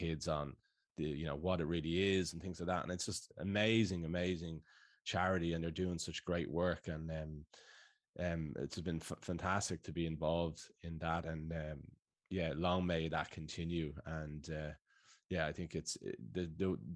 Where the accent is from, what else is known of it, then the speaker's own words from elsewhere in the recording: Dublin, Leinster, Ireland; moved away as an adult; now in Sydney, Australia; I'm from Sloregan in Dublin, so around the corner